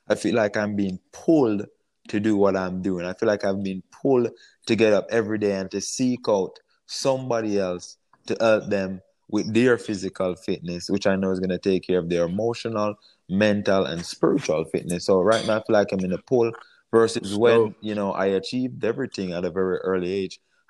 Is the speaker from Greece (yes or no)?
no; Jamaica; moved away as an adult; now in United States; I came from Jamaica at age 18